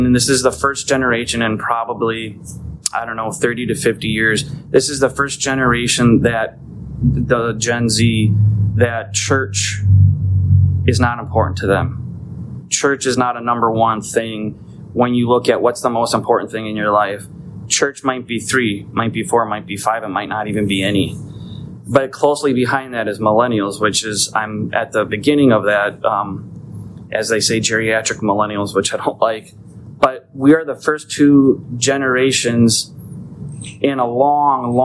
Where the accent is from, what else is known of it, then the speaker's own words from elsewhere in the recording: United States; I'm an American in America